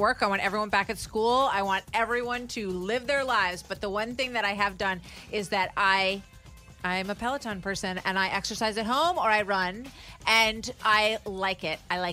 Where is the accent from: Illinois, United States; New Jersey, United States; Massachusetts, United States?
New Jersey, United States; My home state of New Jersey